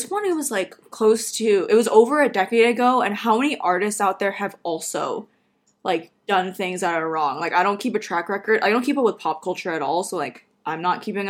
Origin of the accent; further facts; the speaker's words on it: Renton, Washington, United States; also born or lived in Kent, Washington; I grew up in Renton/Kent